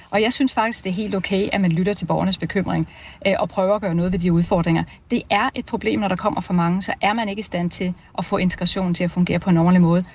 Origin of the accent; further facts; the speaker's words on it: Denmark; vi danske socialdemokrater